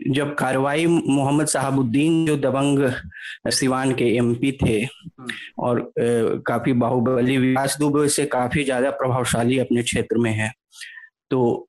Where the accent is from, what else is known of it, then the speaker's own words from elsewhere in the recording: Bihar, India; मैं, मैं ऐसे राज्य से आता हूँ जो कि खुद एक बहुत वायलेंट सोसाइटी है बिहार